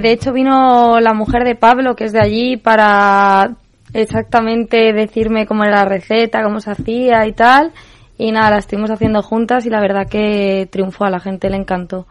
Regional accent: Madrid, Community of Madrid, Spain; como buena madrileña

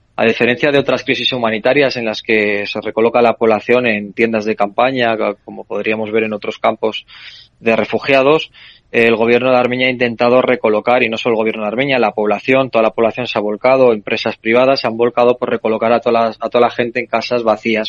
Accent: Spain; como español

